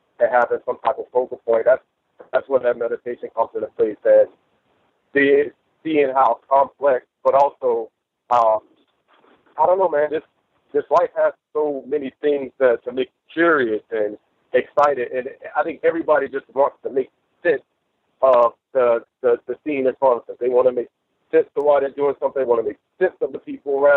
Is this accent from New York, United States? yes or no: no; Miami, Florida, United States; I went to school for painting down in Miami, where I was born.